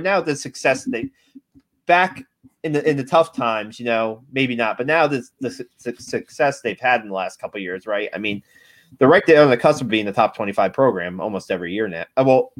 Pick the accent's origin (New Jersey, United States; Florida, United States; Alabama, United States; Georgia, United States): New Jersey, United States; Because I grew up in New Jersey, and I didn't realize that West Point was 45 minutes away from me.